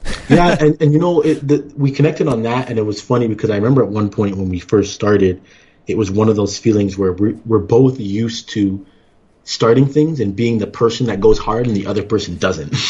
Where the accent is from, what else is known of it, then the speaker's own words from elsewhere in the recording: Toronto, Ontario, Canada; moved away as an adult; also born or lived in Iowa / Kansas City, Missouri / Arizona; now in Ann Arbor, United States; I'm actually originally from Toronto, Ontario